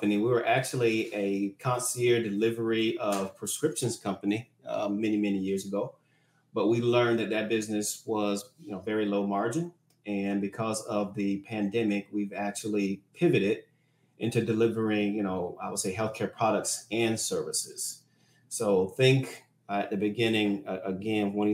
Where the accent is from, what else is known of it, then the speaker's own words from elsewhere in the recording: Florida, United States; now in McKinney, United States; I'm originally from Florida